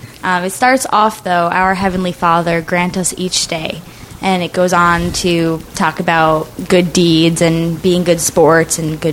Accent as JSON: {"language": "English", "town": "Cranston", "region": "Rhode Island", "country": "United States", "tie": "born or raised there", "said": "I grew up in Rhode Island. Okay. More specifically, Cranston, Rhode Island."}